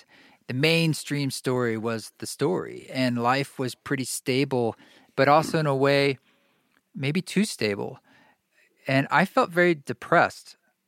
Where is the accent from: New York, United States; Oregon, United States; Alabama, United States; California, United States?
Oregon, United States; I grew up in Oregon, and my upbringing, although like I was in Boy Scouts, my parents and I, we all went camping, and I think that made a pretty indelible influence on me.